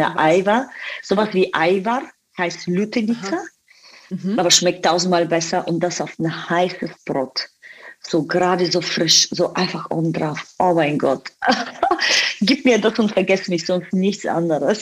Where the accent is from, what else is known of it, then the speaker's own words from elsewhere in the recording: Bulgaria; German is a second language; moved away as an adult; also born or lived in Dubai; now in Germany; aber tatsächlich bin ich in Bulgarien aufgewachsen